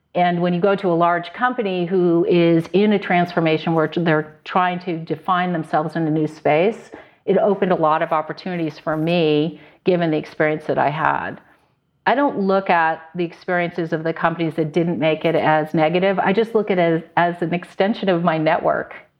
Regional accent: Connecticut, United States; also born or lived in New York / Silicon Valley; now in San Luis Obispo, United States; I grew up in Connecticut

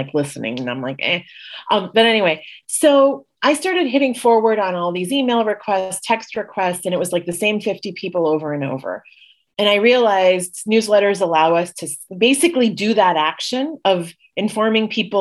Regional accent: Puerto Rico; also born or lived in Los Angeles / Washington, D.C.; now in Jackson Heights, New York, United States; I was raised in Puerto Rico, which is a little bit of a digression from being the daughter of Indian immigrants

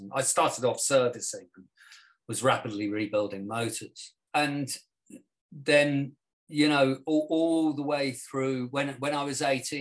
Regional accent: Spain; now in London, United Kingdom; I grew up in Spain

